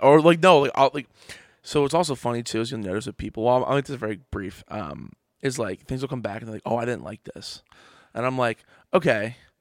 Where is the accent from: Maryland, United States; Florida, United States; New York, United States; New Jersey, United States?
New Jersey, United States; Trenton; I grew up in Trenton, New Jersey